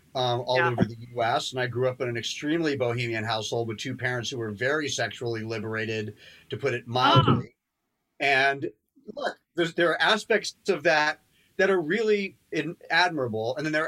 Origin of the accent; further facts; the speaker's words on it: London, United Kingdom; born there; Well, I was born in London and modern dance at that time was pretty hip and bohemian.